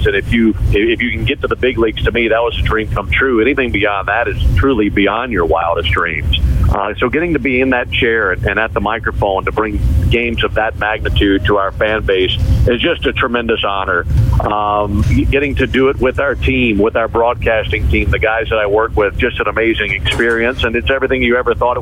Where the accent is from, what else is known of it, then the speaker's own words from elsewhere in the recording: Mississippi, United States; moved away; growing up in Mississippi